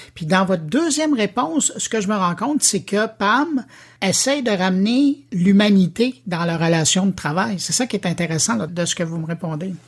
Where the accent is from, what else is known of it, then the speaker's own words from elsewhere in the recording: Quebec, Canada; chez nous, au Québec